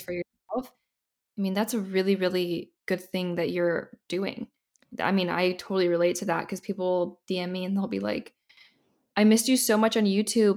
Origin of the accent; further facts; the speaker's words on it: Indiana, United States; moved away as an adult; now in Los Angeles, United States; I grew up in the Midwest